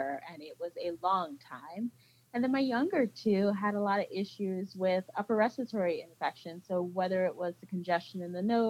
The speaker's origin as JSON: {"language": "English", "region": "Central New Jersey", "country": "United States", "tie": "born or raised there", "moved": "yes", "said": "So I am a Jersey girl. I was born and raised in New Jersey."}